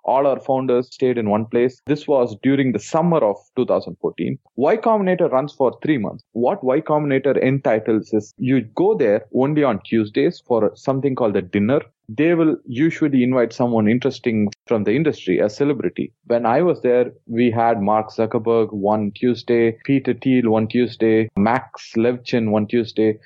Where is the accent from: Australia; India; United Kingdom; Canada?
India; I was born in India